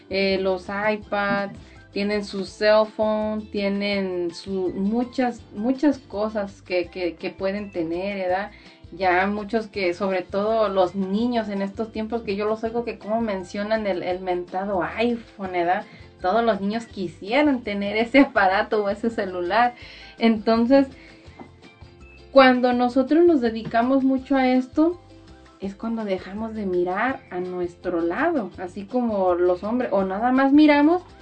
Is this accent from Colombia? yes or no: no; Mexico; nosotras las que estamos aquí, que somos de México, nos llaman mexicanas porque somos de México.